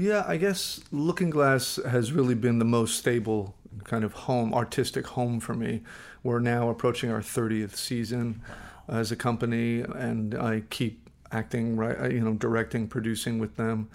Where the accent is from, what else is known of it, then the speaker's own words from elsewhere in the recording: Los Angeles, California, United States; also born or lived in Flushing, Queens, New York; really raised all over Los Angeles